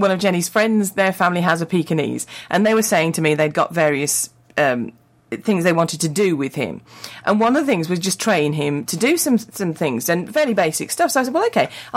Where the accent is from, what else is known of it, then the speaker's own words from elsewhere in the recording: England, United Kingdom; being English, being British